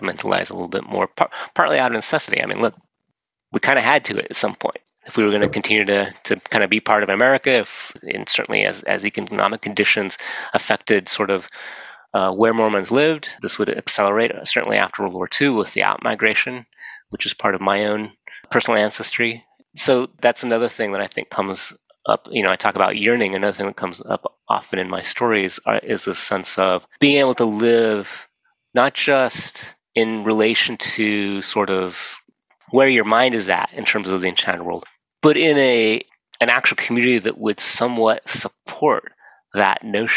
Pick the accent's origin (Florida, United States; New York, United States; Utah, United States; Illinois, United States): Utah, United States; Kanab; growing up in Kanab in the 1970s